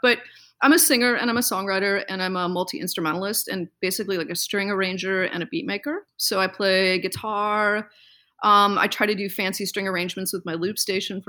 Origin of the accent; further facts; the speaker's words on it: Chicago, Illinois, United States; now in Seattle, United States; I grew up in Chicago